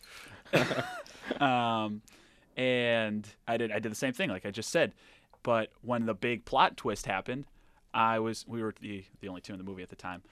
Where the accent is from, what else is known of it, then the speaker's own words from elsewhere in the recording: Rhode Island, United States; moved away; I'm from Rhode Island originally